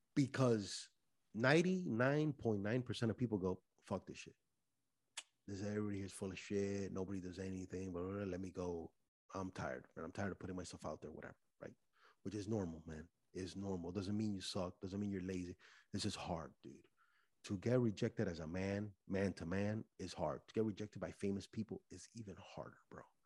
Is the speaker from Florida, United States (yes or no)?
yes; Miami, Florida, United States; I'm Cuban from Miami